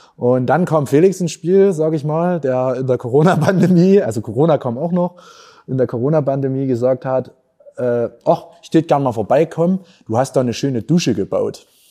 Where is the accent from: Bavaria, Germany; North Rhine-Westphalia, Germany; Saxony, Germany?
Saxony, Germany; Erzgebirge; accent: Erzgebirgisch; moved away as an adult; also born or lived in Vienna, Austria; meine Heimat ist schlecht, auch wenn wir manchmal wirklich schlechte Nachrichten aus der Region haben. Sondern ich habe gesagt, ich will euch zeigen, es gibt auch noch die lustigen Seiten, die schönen Seiten. Und das ist für mich das Erzi